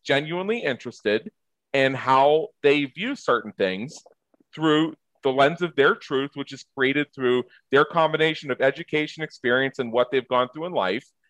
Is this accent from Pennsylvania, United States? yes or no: yes; just south of Pittsburgh, Pennsylvania, United States; moved away; I grew up just south of Pittsburgh